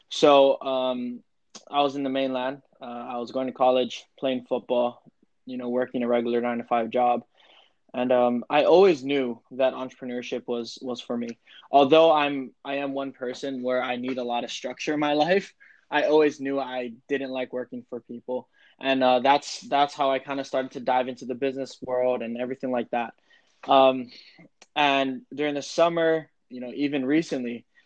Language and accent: English; Hawaii, United States; I was born and raised in Hawaii